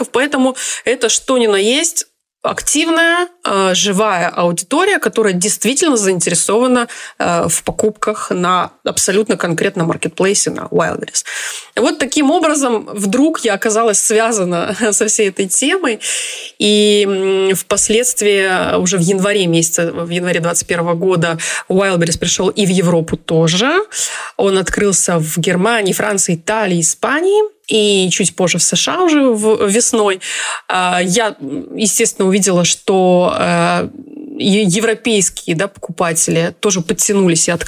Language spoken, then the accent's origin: Russian; Chelyabinsk, Chelyabinsk Oblast, Russia; now in Israel; Я живу в Израиле уже 12-13 год. А, я приехала из России, из города Челябинск.